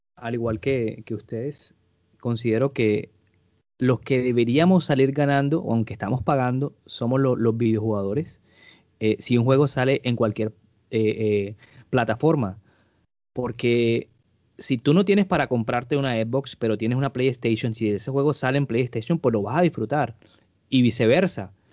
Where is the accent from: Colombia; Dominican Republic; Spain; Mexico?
Colombia; yo como colombiano